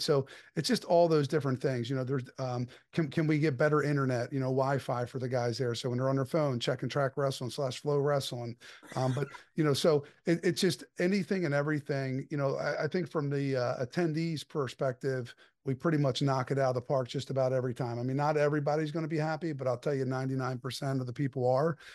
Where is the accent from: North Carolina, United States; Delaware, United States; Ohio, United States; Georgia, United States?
Delaware, United States; I'm born and raised in Delaware.